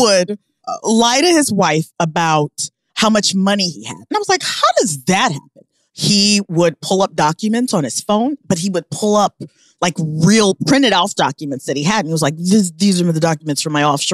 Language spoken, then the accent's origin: English; Omaha, Nebraska, United States; now in New York City, United States; I'm from Omaha